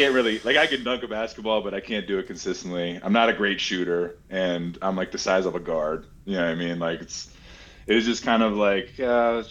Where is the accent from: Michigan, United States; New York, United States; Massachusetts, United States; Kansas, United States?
Massachusetts, United States; I'm also from Massachusetts